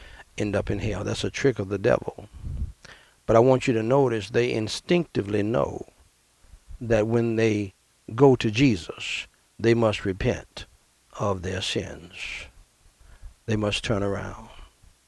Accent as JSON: {"language": "English", "country": "United States", "tie": "born or raised there", "also_born_or_lived": "Brooklyn, New York", "said": "we moved back to my dad's hometown."}